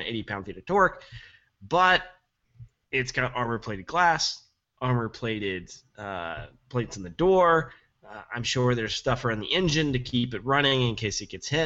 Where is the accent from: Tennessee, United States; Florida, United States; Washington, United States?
Tennessee, United States; I'm from Tennessee.